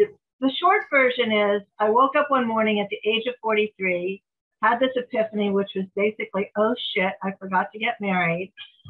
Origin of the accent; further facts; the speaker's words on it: San Diego, California, United States; I was from San Diego.